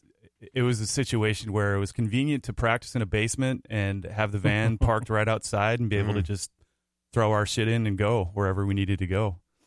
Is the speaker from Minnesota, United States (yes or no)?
yes; Mankato, Minnesota, United States; moved away as an adult; now in Minneapolis, United States; Yep, born there, lived a few other places, but ultimately raised there from age 8 until I left immediately after high school.